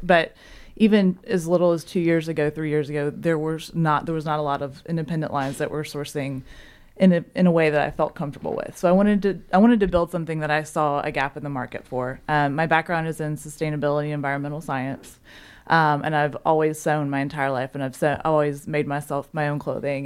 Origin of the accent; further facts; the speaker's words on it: Memphis, Tennessee, United States; moved away as an adult; now in Chattanooga, United States; I'm originally from Memphis